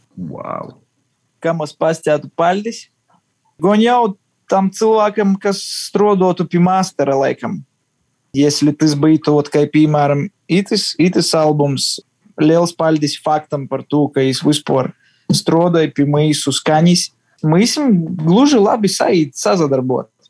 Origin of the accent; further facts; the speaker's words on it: Ludza, Ludza Municipality, Latvia; visi mēs esam mīkoši zāni no Lūdzes, no Latvijas